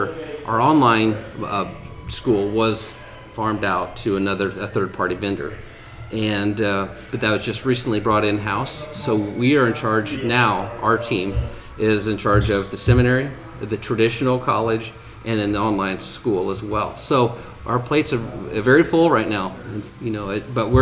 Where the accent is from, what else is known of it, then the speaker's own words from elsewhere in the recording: Silver Lake, Indiana, United States; moved away as an adult; also born or lived in Fort Wayne, Indiana; now in Warsaw, United States; lived in Silver Lake, which is south of where we're at, about 10-15 miles, and grew up there my whole life.